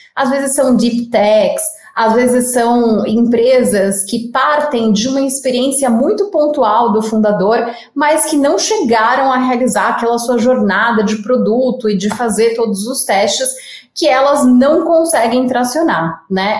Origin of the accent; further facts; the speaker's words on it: São Paulo, Brazil; accent: paulista; apesar de não ser mineira, eu sou a paulista aqui, é, o sotaque já não nega, né?